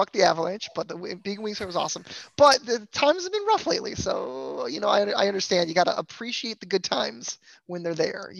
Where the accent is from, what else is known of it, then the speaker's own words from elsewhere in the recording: Toledo, Ohio, United States; now in Houston, United States; I am from Toledo, Ohio, which is basically a suburb of Detroit, Michigan, kind of, but it's an hour and 15 to Joe Louis Arena. So, I'm a diehard Wings fan from Ohio.